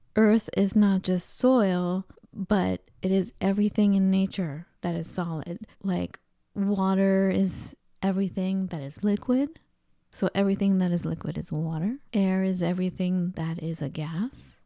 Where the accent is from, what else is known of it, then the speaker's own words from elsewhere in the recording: Los Angeles, California, United States; accent: Los Angeles Valley girl, Santa Monica; moved away as an adult; also born or lived in Minnesota / Seattle, Washington / Colorado; being from Los Angeles